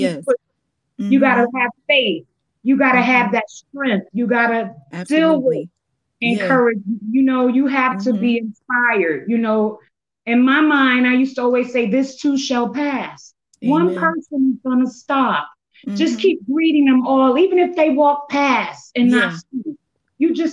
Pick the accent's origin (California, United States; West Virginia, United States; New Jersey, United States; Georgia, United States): New Jersey, United States; Paterson; I'm from Paterson, New Jersey